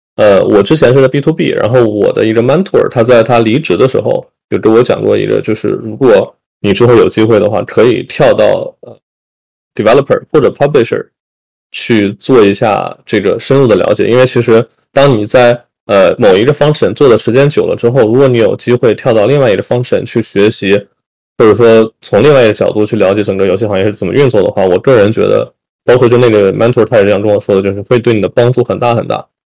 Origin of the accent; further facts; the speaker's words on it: China; moved away; 作为中国人，或者说就是我们作为这个 Asian